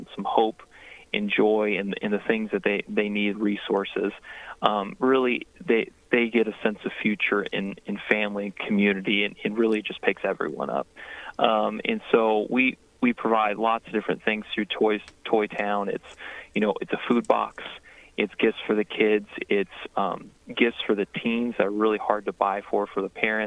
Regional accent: Princeton, Indiana, United States; also born or lived in Owensville, Indiana / Mount Olympus, Indiana; now in Evansville, United States; I was born in Evansville, grew up in Gibson County, Owensville, Princeton, a little place called Mount Olympus.

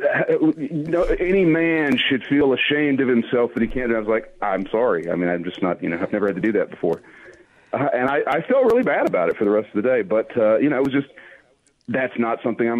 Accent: Alabama, United States; I'm from Alabama

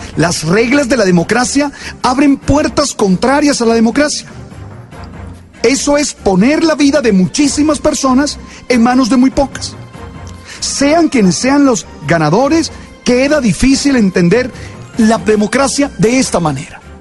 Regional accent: Colombia; nosotros como colombianos

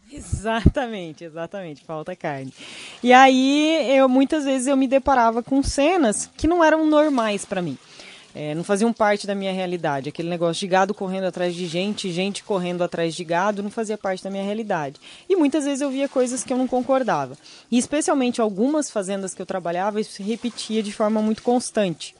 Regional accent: Rio Grande do Sul, Brazil; Eu nasci uhum. no Rio Grande do Sul, sou gaúcho com muito orgulho

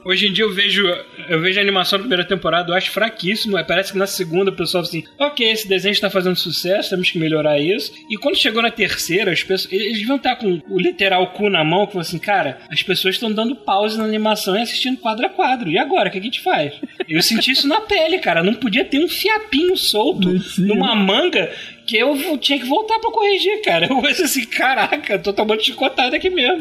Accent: Brazil; eu sou brasileiro

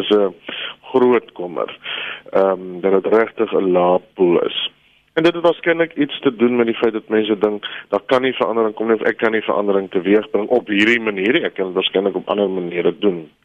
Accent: South Africa; ons as Afrikaners

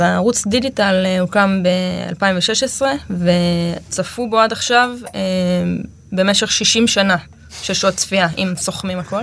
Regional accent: Amiad, Northern District, Israel; also born or lived in Kibbutz Hulata; now in Hulata, Israel; אני מעמיעד, ליד צומת עמיעד

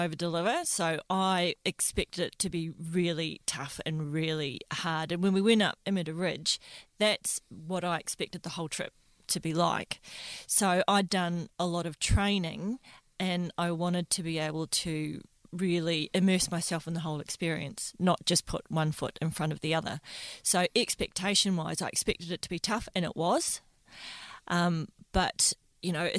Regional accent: New Zealand; I'm a Kiwi

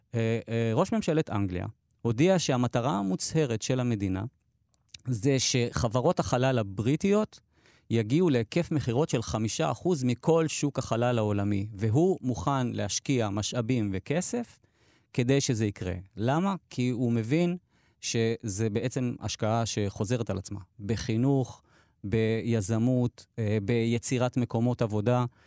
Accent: Dimona, Southern District, Israel; אני נולדתי וגדלתי בדימונה

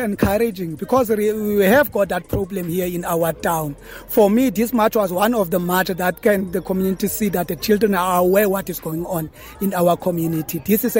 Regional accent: Britstown, Northern Cape, South Africa; Yes, I was born here at this town, Britstown. I'm from Britstown.

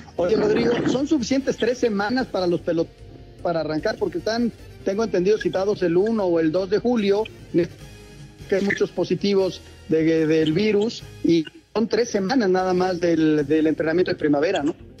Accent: Mexico; yo me siento más mexicano porque nací aquí, porque las costumbres son de aquí

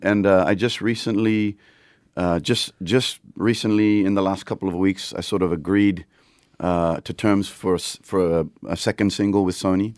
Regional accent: Papua New Guinea; I grew up in Papua New Guinea

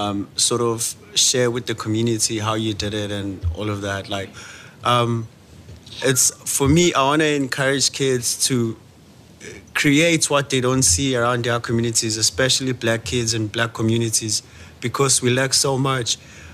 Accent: Durban, KwaZulu-Natal, South Africa; moved away; I'm a township creative. I'm from Mlazi.

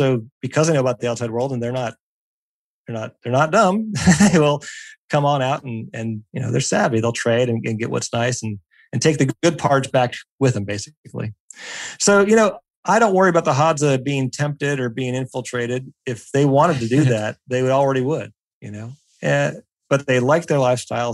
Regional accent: Pennsylvania, United States; I grew up in Pennsylvania.

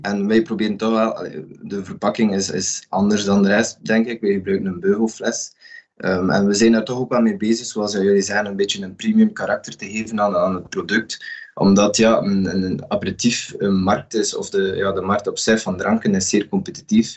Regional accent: Westhoek, West Flanders, Belgium; Ik ben afkomstig van de Westhoek in West-Vlaanderen

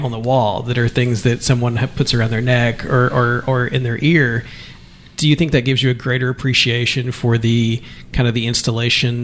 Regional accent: Eastern Kentucky, United States; now in New Bedford, United States; I'm from Eastern Kentucky and deep in the Appalachian Mountains

